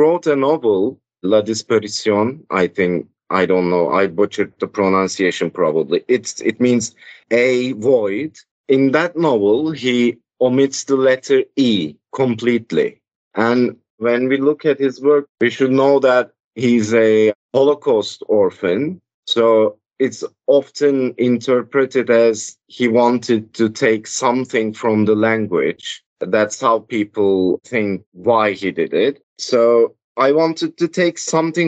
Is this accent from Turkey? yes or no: yes; Istanbul, Turkey; I grew up in Istanbul